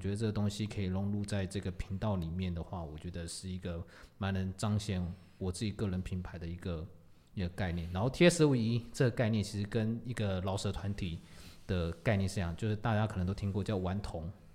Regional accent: Tamsui, New Taipei, Taiwan; T S 二五一就是我的家乡淡水

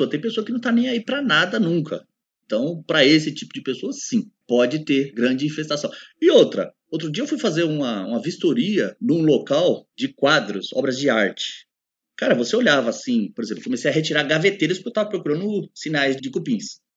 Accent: São Paulo, Brazil; eu conheço cupim, eu sou do interior, até puxo R, principalmente o paulista. Eu sou paulista. Eu conheço cupim, vivi no interior e já sei como é que é.

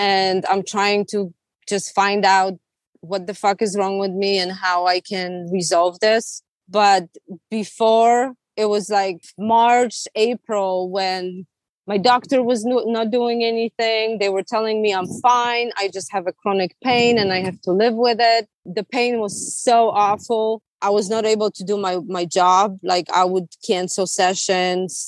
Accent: Poland; now in California, United States; I'm from Poland

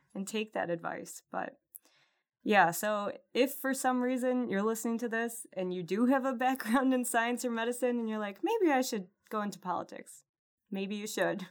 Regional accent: Rochester, New York, United States; the Rochester, New York Army Ordnance Department, which is my hometown

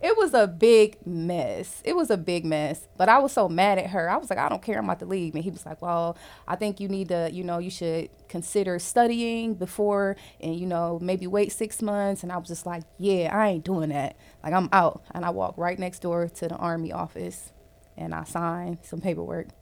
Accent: Cleveland, Ohio, United States; now in Jacksonville, United States; I am originally from Cleveland, Ohio, but I currently live in Jacksonville, Florida

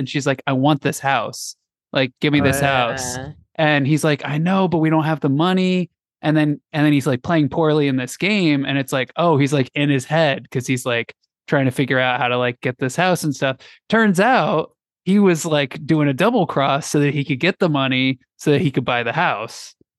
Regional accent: Louisiana, United States; Hey, I'm from Louisiana over here.

